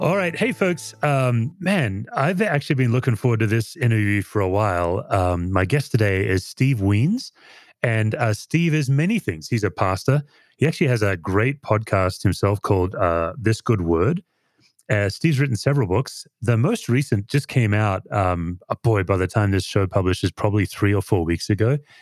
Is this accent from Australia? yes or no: yes; Australia; moved away as an adult; now in United States; growing up in Australia